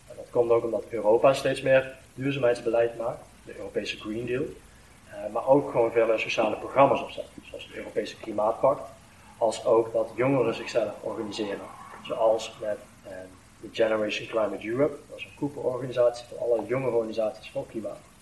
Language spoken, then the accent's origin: Dutch; Venlo, Limburg, Netherlands; ik voel me net zoveel als een Veulenaar, als een Limburger, als een Nederlander